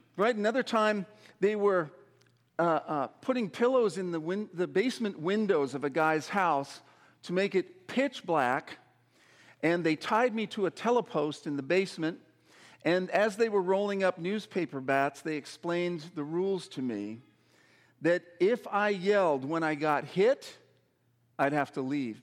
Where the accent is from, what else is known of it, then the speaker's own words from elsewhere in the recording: Saskatoon, Saskatchewan, Canada; When I was a boy growing up in Saskatoon, Saskatchewan